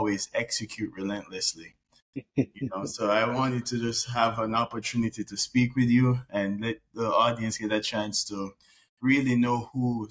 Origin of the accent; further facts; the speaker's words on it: Jamaica; I'm also from Jamaica